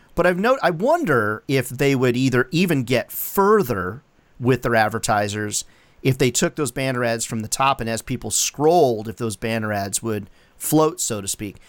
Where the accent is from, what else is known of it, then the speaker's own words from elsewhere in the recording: Chicago area, Illinois, United States; now in South Carolina, United States; I grew up in the general area